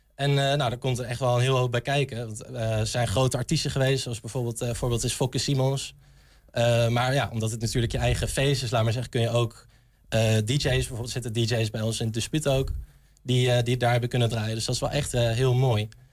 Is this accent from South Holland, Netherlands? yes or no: no; Arnhem, Gelderland, Netherlands; moved away as an adult; now in Enschede, Netherlands; Ik kom zelf uit Arnhem. Ik kom uit de stad